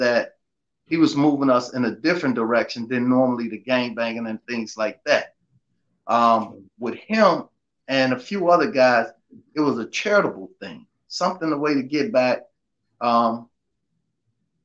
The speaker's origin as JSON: {"language": "English", "town": "Chicago", "region": "Illinois", "country": "United States", "tie": "born or raised there", "moved": "yes", "said": "I'm from Augil Garden, born and raised out of Block 6, raised in Block 9, moved to Block 3, but pretty much all over."}